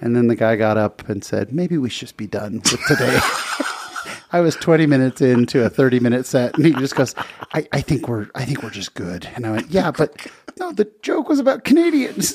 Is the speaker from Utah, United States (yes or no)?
yes; Utah, United States; I'm from Utah